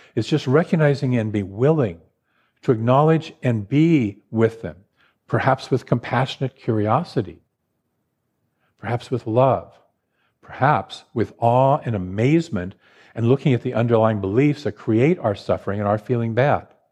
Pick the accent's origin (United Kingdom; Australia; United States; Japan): United States; Portland, Oregon; moved away as an adult; now in Los Angeles, United States; I grew up in Portland, Oregon